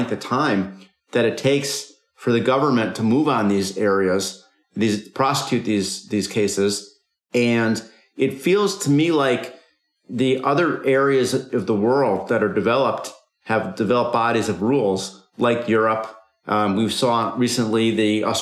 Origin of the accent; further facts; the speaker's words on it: United States; as an American